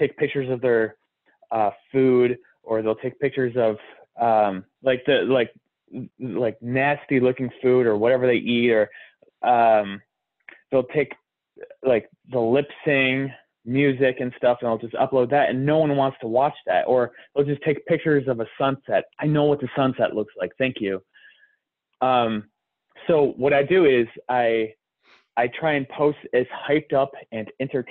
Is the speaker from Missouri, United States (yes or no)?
no; Detroit, Michigan, United States; I'm from Detroit